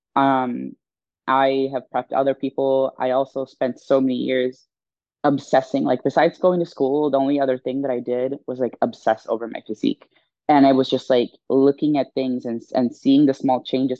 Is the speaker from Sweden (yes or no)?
yes; Stockholm, Stockholm County, Sweden; moved away as an adult; now in United States; I was born and raised in Stockholm, Sweden